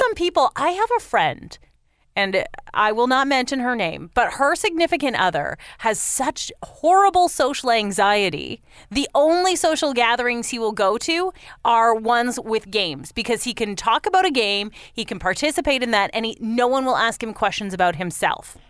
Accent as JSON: {"language": "English", "town": "London", "region": "Ontario", "country": "Canada", "tie": "born or raised there", "said": "the ski cross guy from London, actually, my hometown London."}